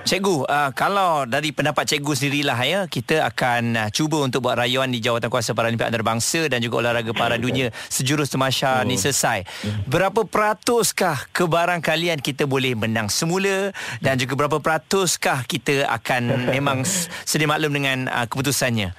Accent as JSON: {"language": "Malay", "country": "Malaysia", "said": "kami sebagai rakyat Malaysia ini memang berbangga"}